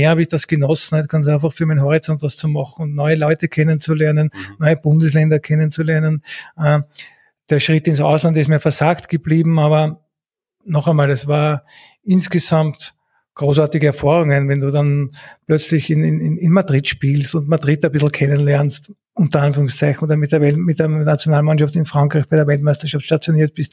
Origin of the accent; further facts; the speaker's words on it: Eastern Austria, Austria; Ich komme aus dem Osten